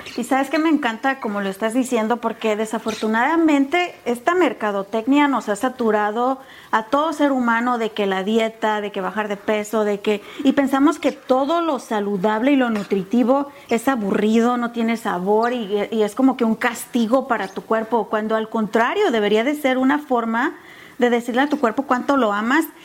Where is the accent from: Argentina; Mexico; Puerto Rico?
Mexico; yo como mexicana